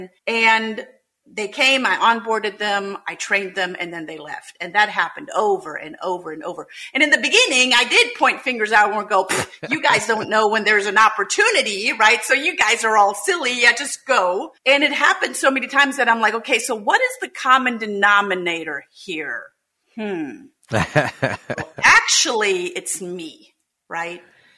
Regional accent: Germany; English is a second language; moved away as an adult; also born or lived in Munich, Germany; now in United States; I am originally from Germany, came to the United States in 2004 to build a Montessori school

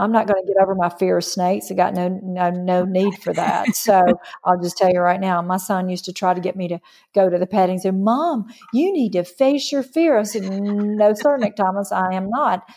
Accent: Mississippi, United States; I grew up in Mississippi

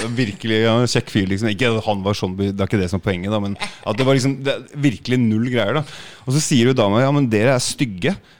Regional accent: Norway; jeg er fra Norge

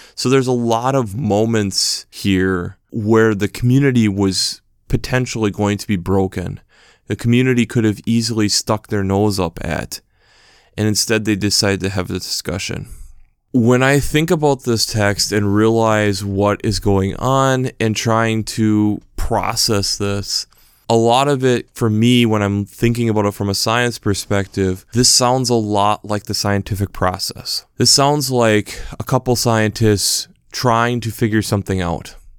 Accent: United States; especially being an American

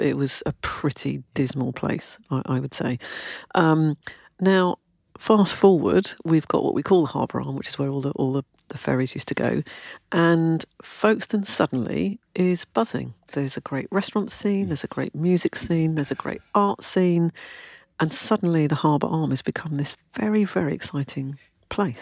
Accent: London, United Kingdom; now in Kent, United Kingdom; I was born in London, lived in London, went to school in London

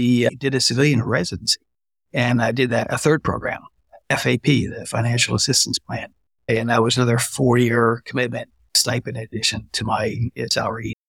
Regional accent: New Jersey, United States; I grew up in New Jersey

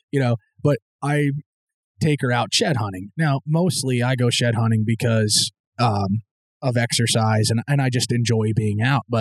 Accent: Mahanoy City, Pennsylvania, United States; And especially growing up in Mahanoy City, I mean, you, you didn't have that outside of there.

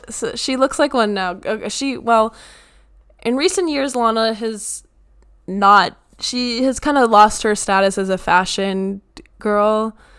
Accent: United States; I'm an American.

